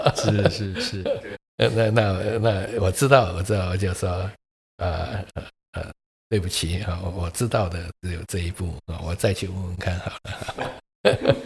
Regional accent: Keelung, Taiwan; moved away; 我小时候是在基隆长大的

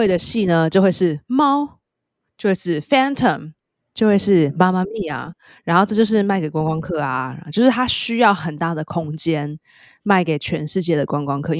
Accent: New York City, New York, United States; 可是像我们纽约人或是做剧场的人，我们就没有办法，就是 stomach 这种东西，we can't。

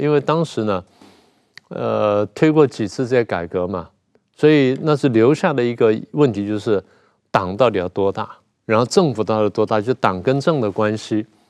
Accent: Taiwan; 我台湾叫…嘛

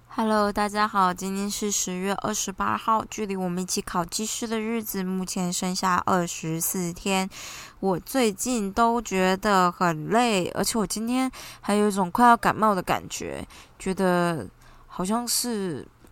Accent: Taiwan; 我们台湾人可能英文知道、中文知道、日语知道一点、韩语知道一点

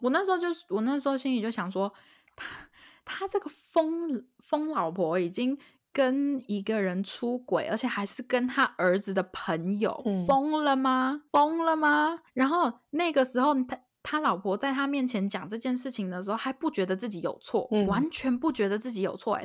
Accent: Taiwan; now in United States; 我身为一个台 湾人来美国

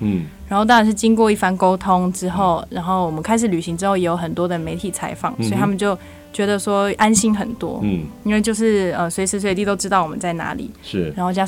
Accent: Taiwan; moved away; 我是台湾来的嘛

